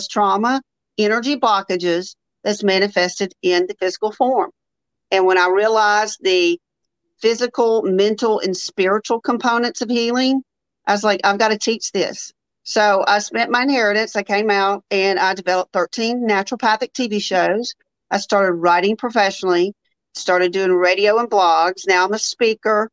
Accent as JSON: {"language": "English", "town": "Jackson", "region": "Mississippi", "country": "United States", "moved": "yes", "lives_now": "Birmingham, United States", "said": "I'm from Jackson, Mississippi. I live in Birmingham, Alabama."}